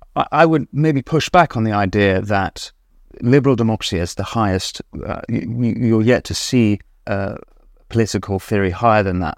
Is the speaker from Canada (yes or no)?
no; England, United Kingdom; as an Englishman